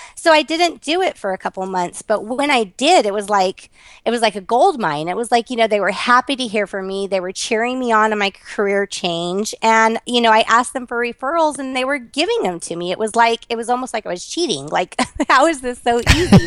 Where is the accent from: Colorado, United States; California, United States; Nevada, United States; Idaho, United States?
Nevada, United States; Las Vegas; I was born and raised here in Las Vegas.